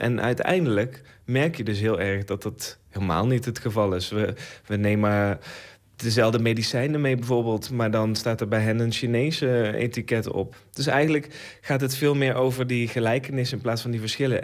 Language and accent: Dutch; Netherlands; ik zelf een Nederlandse maker ben